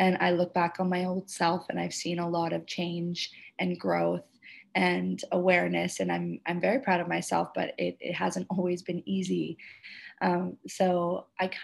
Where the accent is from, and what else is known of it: Canada; now in Indonesia